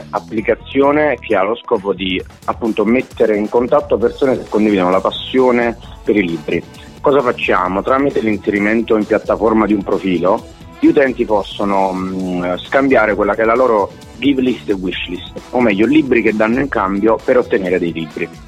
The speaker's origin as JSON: {"language": "Italian", "town": "Caserta", "region": "Campania", "country": "Italy", "said": "noi siamo napoletani in realtà casertani"}